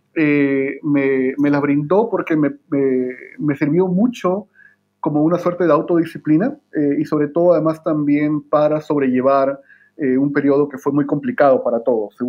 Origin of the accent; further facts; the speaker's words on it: Lima, Peru; moved away as an adult; also born or lived in California, United States / Connecticut, United States / Ithaca, New York, United States; now in Santiago, Chile; yo soy eh, peruano de nacimiento en Lima. Mis padres son migrantes de Ancash eh, y viví por mucho tiempo en, Lima